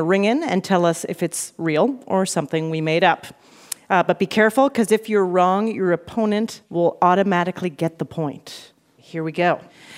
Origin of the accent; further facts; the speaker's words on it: Canada; now in New York, United States; I have Canadian relatives. I'm from Canada.